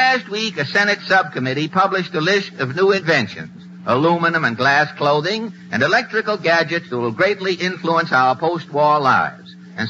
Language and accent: English; Cambridge, Massachusetts, United States; I was born in Cambridge, Massachusetts.